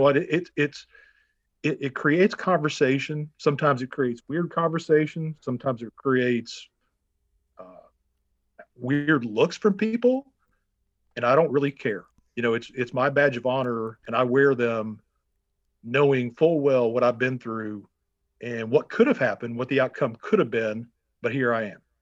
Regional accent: Matthews, North Carolina, United States; moved away as an adult; also born or lived in Minnesota; now in Green Cove Springs, United States; I was born in Minnesota, but I grew up in Charlotte, North Carolina. I say Charlotte, but Matthews, North Carolina

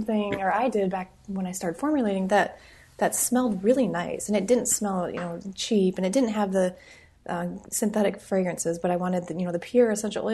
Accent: Midwest, United States; moved away; I'm from the Midwest originally.

